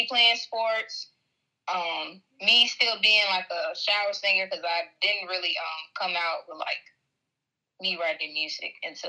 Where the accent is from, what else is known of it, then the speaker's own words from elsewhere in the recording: Chicago, Illinois, United States; I was raised in the suburbs of Chicago.